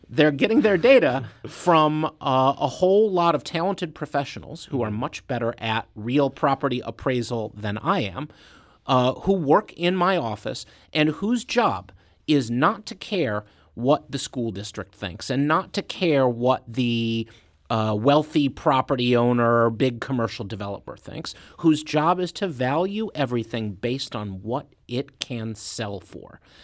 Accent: Clayton, Missouri, United States; also born or lived in Olivette, Missouri; I grew up right here in Saint Louis County. My parents still live in the same house in Clayton that I lived in.

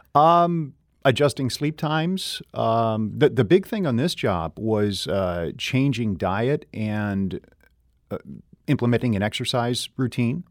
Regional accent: Renfrew, Ontario, Canada; now in St. Louis, United States; I grew up in a town of about 8,000 people, uh, mm-hmm. uh, Renfrew, Ontario, Canada.

